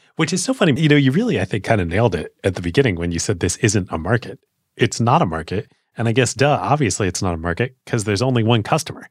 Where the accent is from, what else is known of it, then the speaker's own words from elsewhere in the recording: United States; as an American